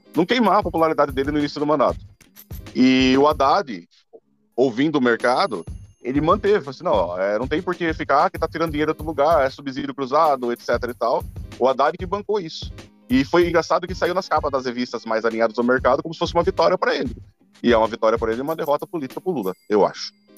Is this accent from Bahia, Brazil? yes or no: no; interior of São Paulo, Brazil; eu sou do interior de São Paulo